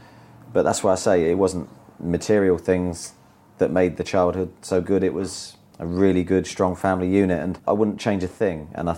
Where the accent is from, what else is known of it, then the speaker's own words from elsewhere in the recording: Chesham, South East England, United Kingdom; also born or lived in Amersham; I lived near Watford, so I was brought up born in Amersham, raised in Chesham. So used to go and watch Watford.